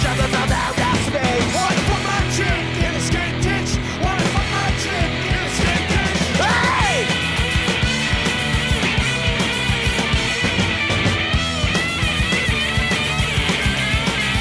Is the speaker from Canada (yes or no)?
no; Merseyside, North West England, United Kingdom; born or raised there; moved away